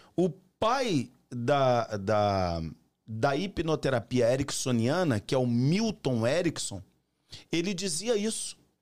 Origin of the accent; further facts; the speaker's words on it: São João de Meriti, Rio de Janeiro, Brazil; moved away as an adult; also born or lived in Boston; now in Bom Jesus do Itabapuana, Brazil; Eu sou carioca do, do interior do Rio de Janeiro, né? Da, do subúrbio do Rio, São João de Miriti